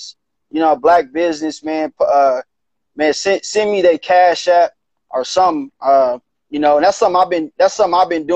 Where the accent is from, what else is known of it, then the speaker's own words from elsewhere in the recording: Gardena, California, United States; My hometown, Gardena